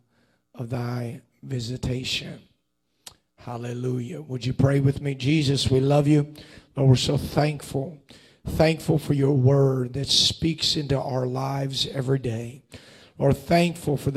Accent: Cincinnati, Ohio, United States; I grew up in Cincinnati, Ohio, for the majority of my childhood

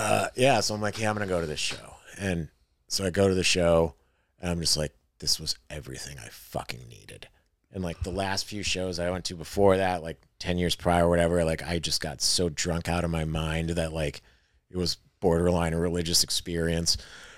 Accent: Western New York, United States; Do I turn on my flashers or do I admit I'm from Western New York? I'm still from Western New York.

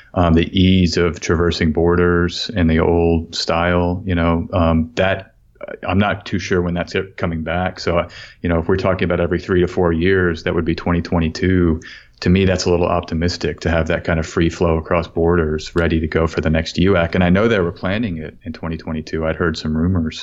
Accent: Austin, Texas, United States; I'm from Austin, as you mentioned, and I grew up, uh, there right in the Austin area

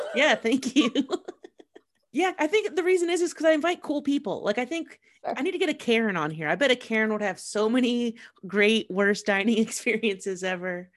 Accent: Columbus, Ohio, United States; also born or lived in Manhattan, New York; Columbus, my hometown

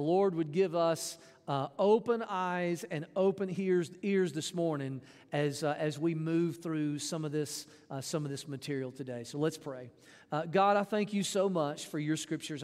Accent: Jackson, Mississippi, United States; also born or lived in Florence, Mississippi; I was, uh, born in Mississippi. I was adopted by my parents. I grew up around Jackson

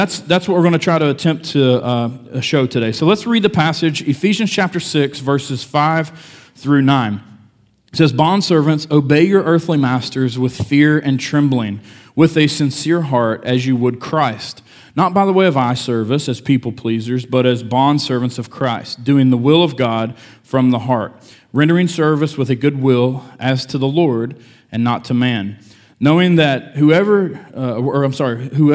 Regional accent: United States

